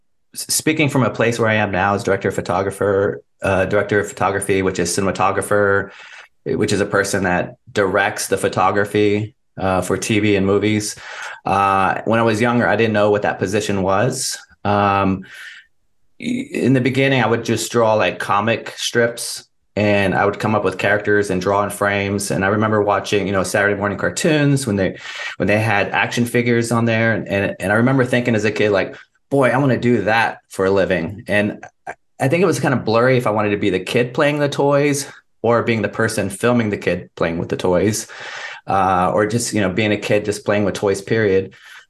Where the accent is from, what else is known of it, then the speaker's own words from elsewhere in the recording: Texas, United States; also born or lived in San Antonio, Texas / Denver, Colorado; I was born in San Antonio, Texas, and then moved away when my mom remarried. We went to Houston, to Denver and Dallas. And then I went to university in Dallas.